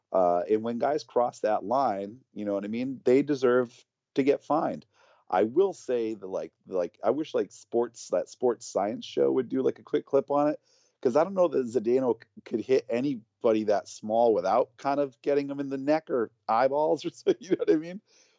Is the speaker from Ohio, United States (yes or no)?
no; New Bedford, Massachusetts, United States; The singer from … used to be in another band called …, who used to come to my hometown in New Bedford.